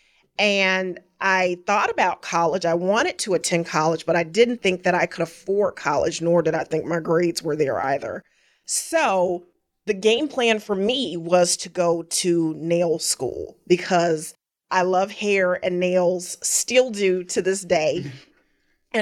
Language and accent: English; Atlanta, Georgia, United States; Born and raised in Atlanta.